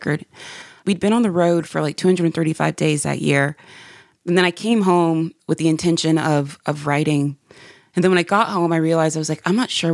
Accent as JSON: {"language": "English", "town": "Spartanburg", "region": "South Carolina", "country": "United States", "tie": "born or raised there", "said": "growing up in Spartanburg, South Carolina"}